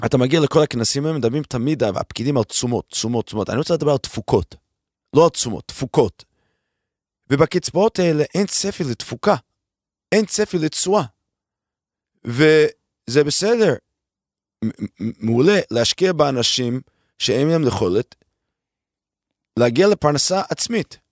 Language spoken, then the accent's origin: Hebrew; United States; moved away as an adult; now in Israel